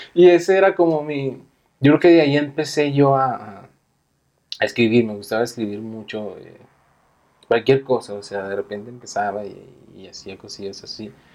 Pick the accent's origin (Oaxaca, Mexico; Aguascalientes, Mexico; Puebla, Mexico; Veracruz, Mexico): Aguascalientes, Mexico; Si somos de Aguascalientes